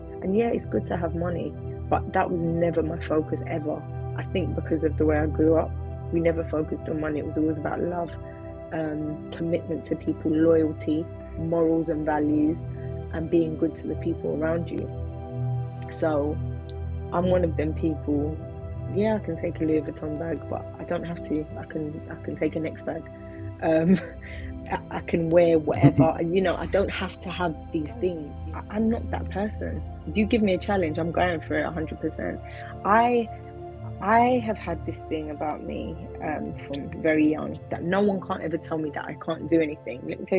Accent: St. Lucia; also born or lived in London, United Kingdom; I was born here. I was born in Whitechapel in London. And when I was 3 months old, 2 or 3 months old, my mum and dad took me back to the Caribbean, because they were both born in St. Lucia in the Caribbean.

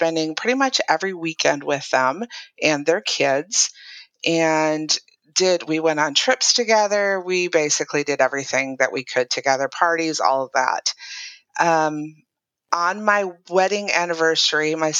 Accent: Minnesota, United States; moved away as an adult; also born or lived in England / Utah; I'm originally from Minnesota.

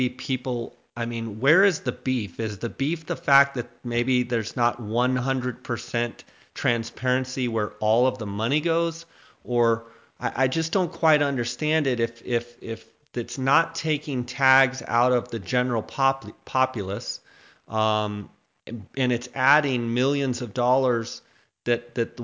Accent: Arizona, United States; I'm from Arizona

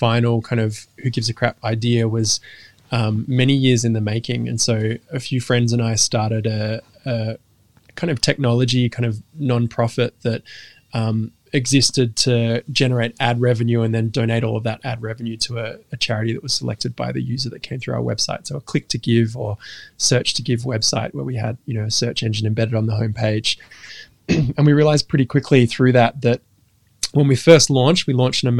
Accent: Western Australia, Australia; also born or lived in London; we moved from London to Western Australia when I was very young

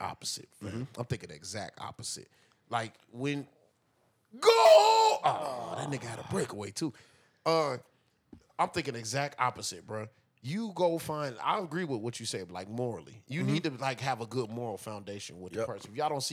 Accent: the South, United States; also born or lived in Hawaii; I'm from the South. I'm a black man from the South

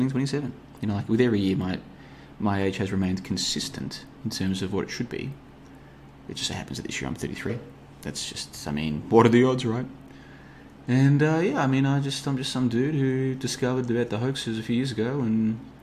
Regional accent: Australia; moved away as an adult; also born or lived in Africa / Asia; now in Europe; I grew up in Australia, crazy part of the world to grow up. Now I find myself in Europe

